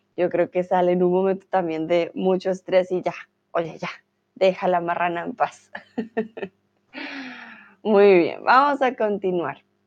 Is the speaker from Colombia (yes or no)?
yes; Colombia; tutora de español aquí en Chatterbox, soy de Colombia